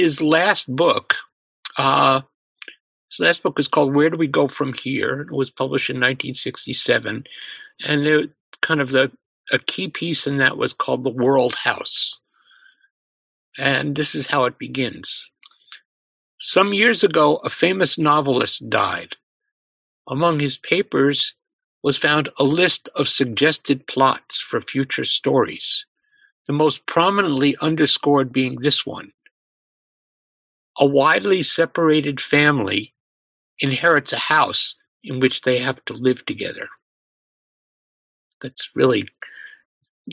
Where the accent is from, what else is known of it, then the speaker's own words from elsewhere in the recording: suburbs of New York, United States; a synagogue in my hometown, in the suburbs of New York